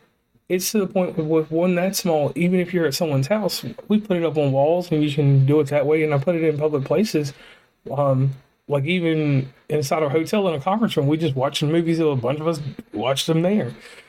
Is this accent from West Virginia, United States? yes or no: yes; West Virginia, United States; So once again … from West Virginia and Commonplace, and I am signing off.